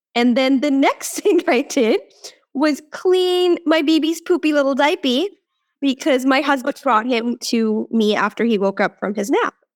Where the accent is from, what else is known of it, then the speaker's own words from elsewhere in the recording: India; moved away; I was born in India